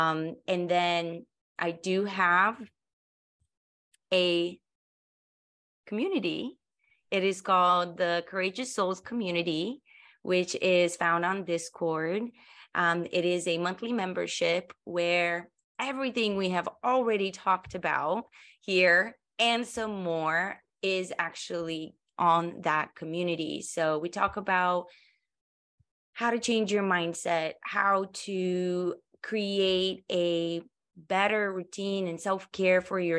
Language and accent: English; Colorado, United States; we're all from Colorado. You know, I lived there for many years.